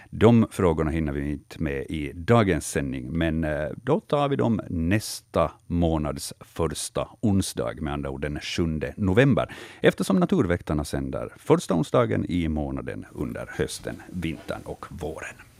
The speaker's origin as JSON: {"language": "Swedish", "country": "Finland", "said": "vi finländare"}